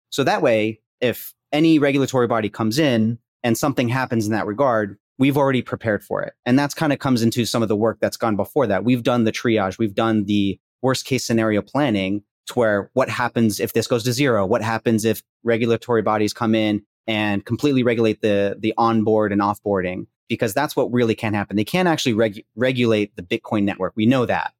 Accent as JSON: {"language": "English", "town": "Princeton", "region": "New Jersey", "country": "United States", "tie": "born or raised there", "moved": "yes", "lives_now": "Houston, United States", "said": "I grew up in Princeton, graduated from there"}